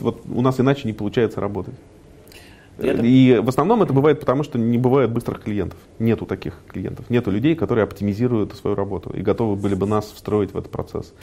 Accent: Moscow, Russia; also born or lived in United States; Родился в Москве

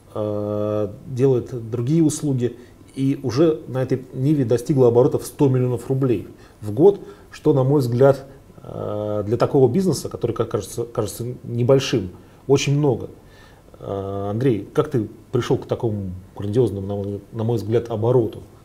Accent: Saint Petersburg, Russia; moved away; я же из Питера вообще 28 mm-hmm. лет там жил

